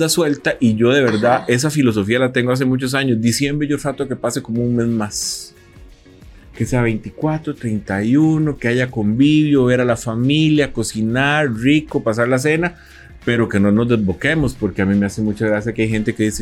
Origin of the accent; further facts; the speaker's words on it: San Antonio de Belén, Heredia, Costa Rica; yo soy de San Antonio de Belén y vos sabes que en Belén la gente ese tamal con mayonesa.